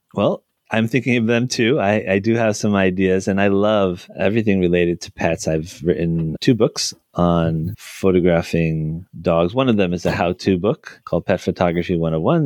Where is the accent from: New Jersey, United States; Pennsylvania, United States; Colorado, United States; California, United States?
New Jersey, United States; my home state of New Jersey